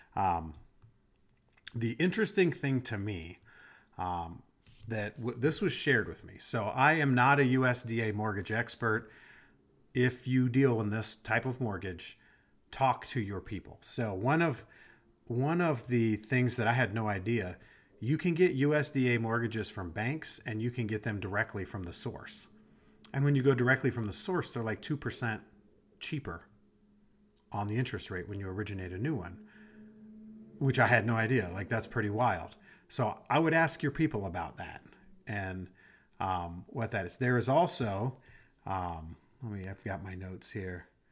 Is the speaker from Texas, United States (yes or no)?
no; Des Moines, Iowa, United States; I grew up in Iowa. I grew up in Des Moines, so I was in the city